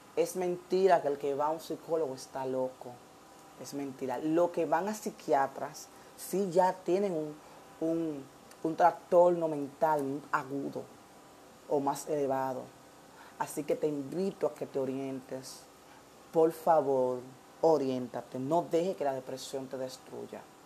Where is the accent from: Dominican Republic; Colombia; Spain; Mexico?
Dominican Republic; nosotros como dominicanos